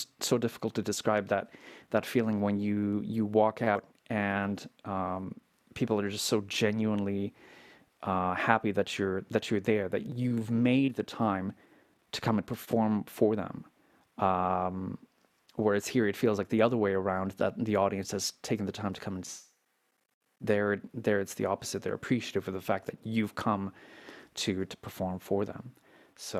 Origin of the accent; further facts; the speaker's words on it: Canada; I'm Canadian